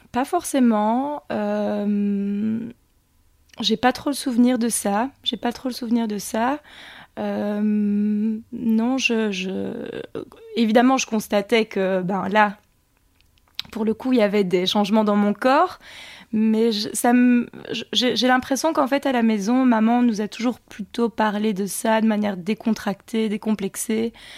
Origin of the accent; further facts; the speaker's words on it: Montigny-le-Tilleul, Wallonia, Belgium; also born or lived in London / Australia / Ardennes; J'ai grandi à Montigny-le-Tilleul, donc je suis Carolo.